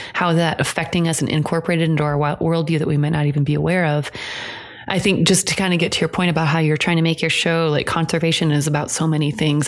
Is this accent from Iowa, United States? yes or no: yes; Iowa, United States; which is what I grew up in in Iowa